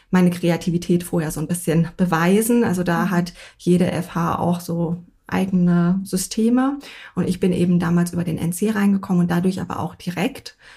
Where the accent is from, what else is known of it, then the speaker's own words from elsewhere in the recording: North Rhine-Westphalia, Germany; now in Munich, Germany; ich komme eigentlich aus NRW